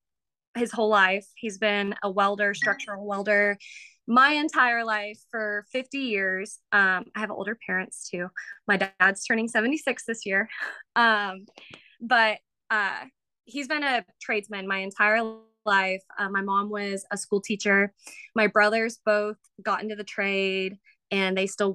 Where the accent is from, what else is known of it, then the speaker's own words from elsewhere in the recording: Round Rock, Texas, United States; I am originally from Round Rock, Texas, at Central Texas to me. And I grew up there my whole life